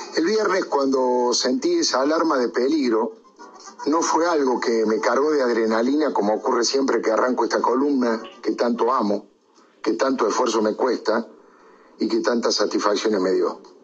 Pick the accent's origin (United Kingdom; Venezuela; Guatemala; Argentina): Argentina; Córdoba; Como buen cordobés